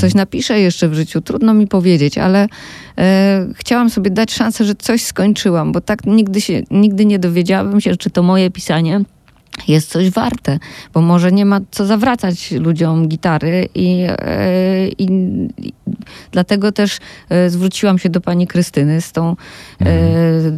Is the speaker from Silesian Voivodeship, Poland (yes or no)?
yes; Silesian Voivodeship, Poland; ja jestem ze Śląska